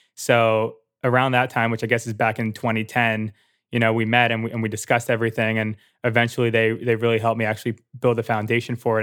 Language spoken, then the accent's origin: English; New Jersey, United States; moved away as an adult; also born or lived in Philadelphia; I was born and raised in New Jersey.